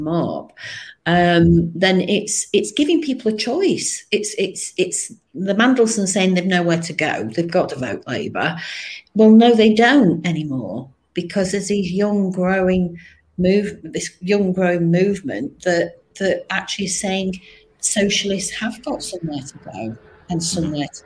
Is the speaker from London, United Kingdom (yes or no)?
no; Manchester, North West England, United Kingdom; also born or lived in Colne Valley; now in Linthwaite, United Kingdom; I was born in Manchester, I said, and I've lived in Cone Valley for 30 years.